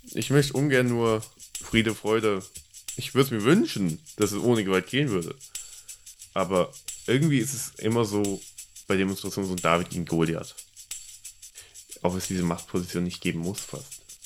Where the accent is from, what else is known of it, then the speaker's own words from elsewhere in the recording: Germany; accent: German; Mein deutscher Akzent wie eh und je stark.